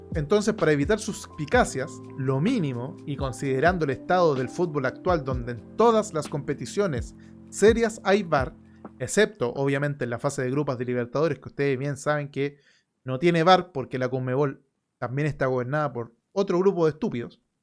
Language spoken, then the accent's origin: Spanish; Chile